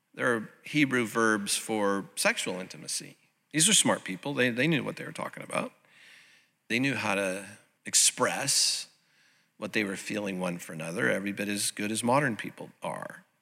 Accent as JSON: {"language": "English", "town": "Santa Ana", "region": "California", "country": "United States", "tie": "born or raised there", "said": "the little United Methodist Church that I grew up in over in Santa Ana"}